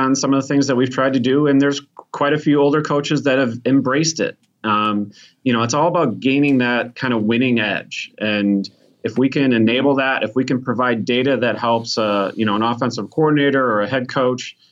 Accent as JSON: {"language": "English", "town": "Chicago", "region": "Illinois", "country": "United States", "said": "No, I'm from Chicago"}